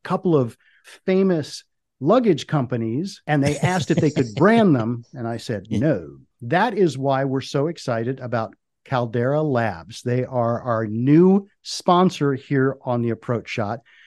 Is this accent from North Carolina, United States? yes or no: no; Washington, District of Columbia, United States; I grew up in the Washington, D.C. area